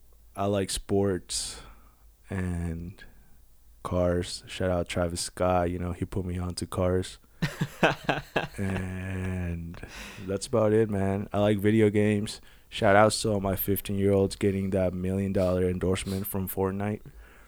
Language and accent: English; Manila, Metro Manila, Philippines; English is a second language; moved away as an adult; now in United States; I am 23 as well. I was born and raised in Manila, Philippines. And I came to the U.S. when I was 22 years old.